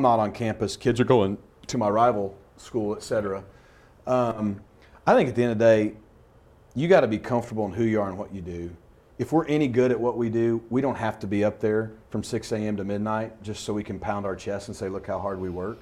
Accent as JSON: {"language": "English", "region": "Arkansas", "country": "United States", "said": "I'm from Arkansas"}